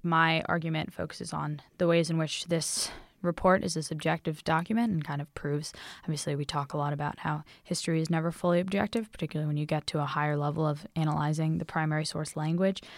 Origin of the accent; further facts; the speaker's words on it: United States; I grew up in America